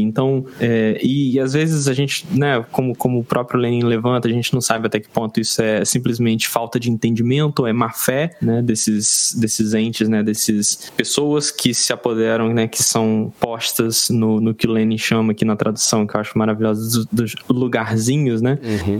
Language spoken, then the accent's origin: Portuguese; Brazil; enquanto brasileiro